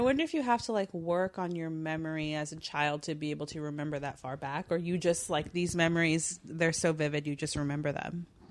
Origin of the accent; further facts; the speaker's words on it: Los Angeles, California, United States; also born or lived in Fontana; I was born in L